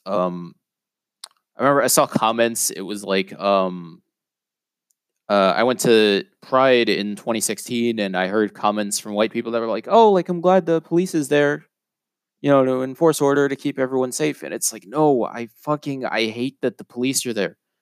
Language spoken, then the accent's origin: English; New York City, New York, United States; I grew up in a neighborhood called Whitestone